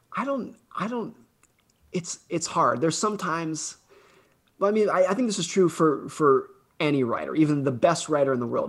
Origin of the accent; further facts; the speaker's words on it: United States; I grew up ski racing in Lake Tahoe